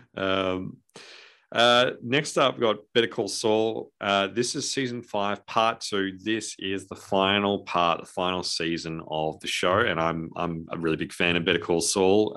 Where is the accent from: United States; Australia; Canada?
Australia